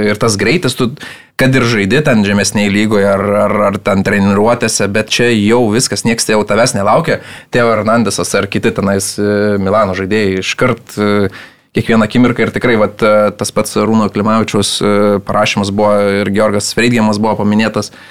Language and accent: Lithuanian; Lithuania; mes lietuviai galėtume ten pasivaržyti